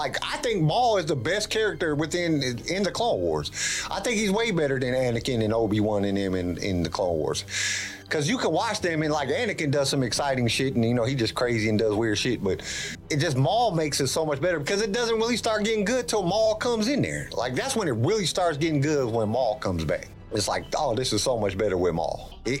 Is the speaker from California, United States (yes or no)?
yes; Fresno, California, United States; I'm from California, so I was born in Fresno, California.